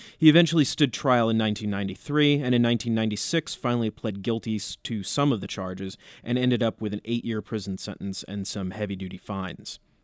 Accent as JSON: {"language": "English", "area": "Union County", "region": "New Jersey", "country": "United States", "tie": "born or raised there", "said": "born and raised in Union County, New Jersey"}